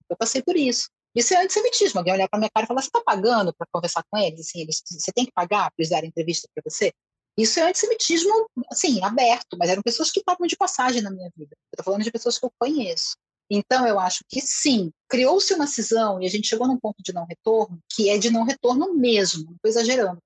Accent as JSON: {"language": "Portuguese", "country": "Brazil", "said": "eu sou brasileira"}